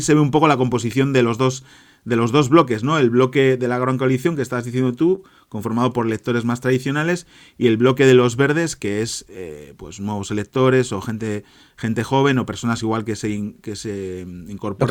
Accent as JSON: {"language": "Spanish", "country": "Spain", "said": "yo que soy español"}